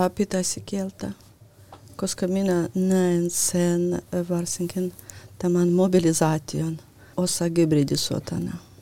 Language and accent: Finnish; Lithuania; now in Finland; olen syntynyt äh, äh, Neuvostoliitossa, joka oli niin. Liettuan tasavalta